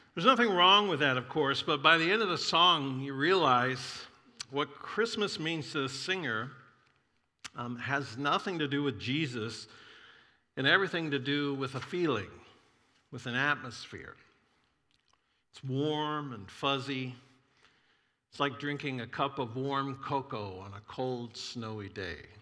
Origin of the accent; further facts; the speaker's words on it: Florida, United States; I grew up in Florida